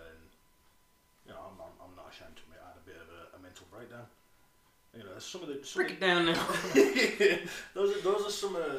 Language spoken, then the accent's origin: English; United Kingdom; I'm British and that's what we